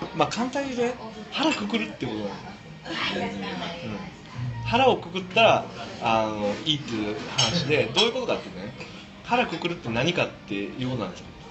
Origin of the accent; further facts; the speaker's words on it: Osaka, Japan; also born or lived in Niigata; now in Tokyo, Japan; 大阪で生活をしたい大阪の人間になりたいなっていう気持ちが要は故郷の人間になりたいなという気持ちが湧き上がってきたんですよね